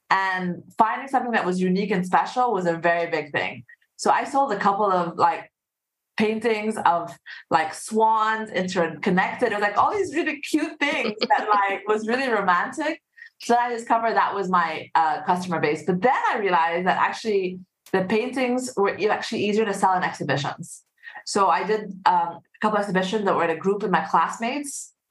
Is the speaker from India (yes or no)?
no; Saudi Arabia; So um, I'm half Egyptian, half Singaporean. And uh, I grew up in actually in Saudi Arabia.